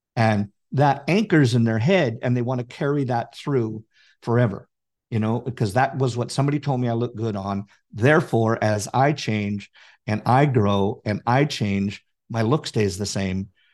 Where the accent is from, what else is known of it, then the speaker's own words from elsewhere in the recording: Canada; I'm Canadian